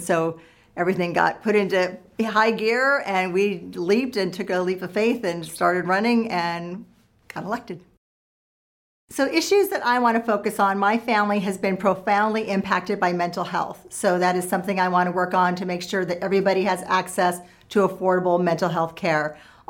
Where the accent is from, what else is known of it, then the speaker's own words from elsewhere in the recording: Los Angeles, California, United States; also born or lived in Orange County; I was born and raised in Southern California, Los Angeles, then we moved up to Orange County.